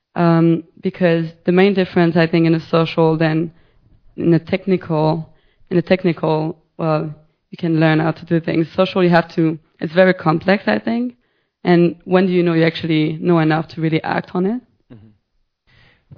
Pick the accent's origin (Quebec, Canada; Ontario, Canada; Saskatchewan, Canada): Quebec, Canada; Montreal; I'm from Montreal